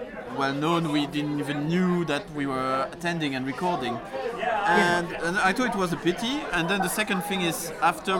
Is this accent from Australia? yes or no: no; Belgium; accent: French; first language French; English is a second language; now in London, United Kingdom; my first language is French. I was born in Belgium